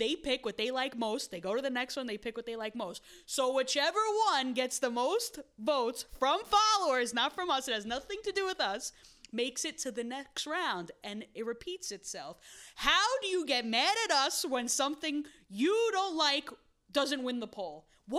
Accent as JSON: {"language": "English", "town": "Williamsburg", "region": "New York", "country": "United States", "tie": "born or raised there", "said": "Because I was born and raised in Williamsburg, so of course"}